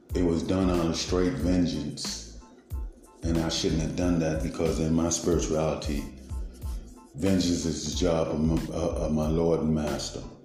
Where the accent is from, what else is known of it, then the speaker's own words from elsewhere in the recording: Baltimore, Maryland, United States; I was raised in East Baltimore